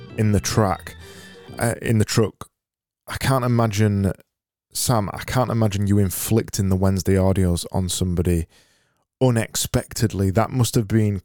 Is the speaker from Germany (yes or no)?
no; Yorkshire and the Humber, United Kingdom; we're from Yorkshire.